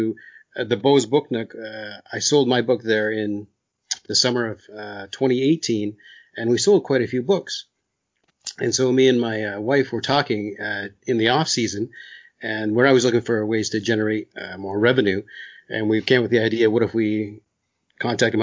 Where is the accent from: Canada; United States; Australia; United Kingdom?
Canada; I'm Canadian